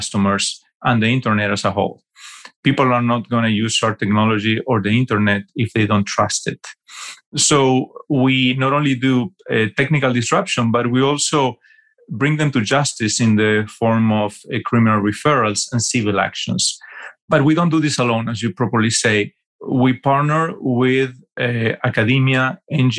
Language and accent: English; Argentina; moved away as an adult; also born or lived in New York City, United States / Fort Lauderdale, Florida, United States; I'm from Argentina originally